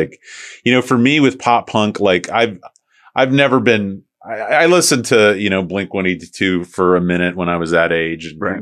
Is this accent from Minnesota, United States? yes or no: no; St. Petersburg, Florida, United States; I'm from St. Pete originally